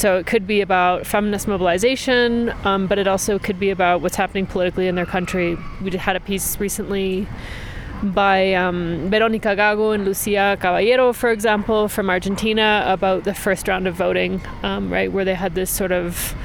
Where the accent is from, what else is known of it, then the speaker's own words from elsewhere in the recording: Maple Ridge, British Columbia, Canada; moved away as an adult; also born or lived in Edmonton, Alberta, Canada; now in Mexico; I was born in Edmonton, and I grew up in Maple Ridge in the suburbs of Vancouver, and I've been based in Mexico for over 10 years now